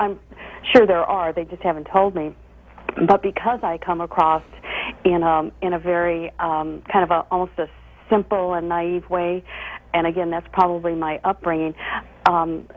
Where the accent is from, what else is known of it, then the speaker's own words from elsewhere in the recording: Midwest, United States; I grew up in the Midwest